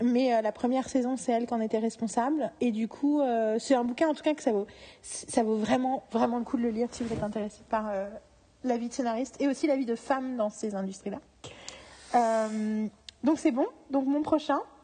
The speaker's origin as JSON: {"language": "French", "country": "France", "said": "en tant que Français"}